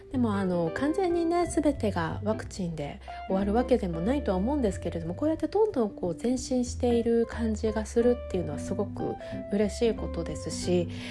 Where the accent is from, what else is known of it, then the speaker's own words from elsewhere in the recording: Sapporo, Hokkaido, Japan; now in United States; 私北海道出身でよくそれこそゴールデンウィークの時期に私は札幌に住んでたんですけれど